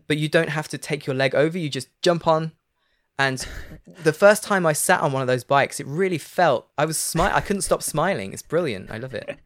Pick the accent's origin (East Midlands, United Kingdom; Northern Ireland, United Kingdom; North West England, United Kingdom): East Midlands, United Kingdom; Leicester; moved away as an adult; now in France; they call it the Midlands. I'm from the Midlands